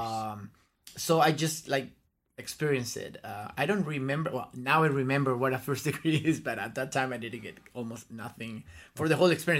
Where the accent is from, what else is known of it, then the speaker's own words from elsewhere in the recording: La Serena, Coquimbo, Chile; moved away as an adult; also born or lived in Concepción, Chile / Santiago, Chile; I grew up in La Serena, and un, until I went to college, then I moved to, to go, to Santiago.